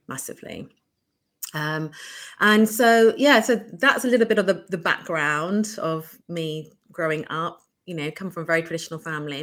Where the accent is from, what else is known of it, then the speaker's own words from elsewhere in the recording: United Kingdom; I am British Bangladeshi. Um, born and brought up here from a conservative yet progressive Bangladeshi background